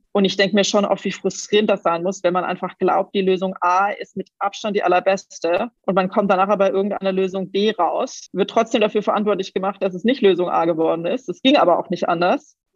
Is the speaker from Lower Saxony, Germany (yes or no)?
no; Waiblingen, Baden-Württemberg, Germany; accent: Swabian; Ich komme ursprünglich aus dem Schwammland, aus Weibling. Ich glaube, das hört man jetzt nicht besonders stark bei mir.